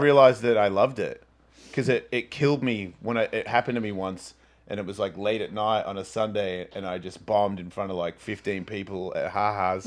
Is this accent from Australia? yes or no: yes; Australia; I'm from Australia